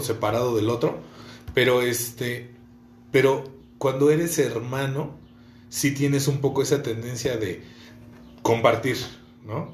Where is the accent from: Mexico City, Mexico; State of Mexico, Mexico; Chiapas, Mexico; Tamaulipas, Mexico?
State of Mexico, Mexico; Ecatepec; Yo crecí en Ecatepec, ahorita estamos en Ecatepec